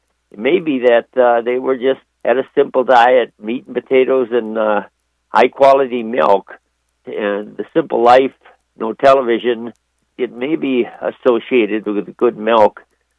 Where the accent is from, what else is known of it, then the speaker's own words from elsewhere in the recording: Wisconsin, United States; But fortunately, I came from Wisconsin, where the company Organic Valley comes from, so I have used, in moderation, high-quality butter over the years.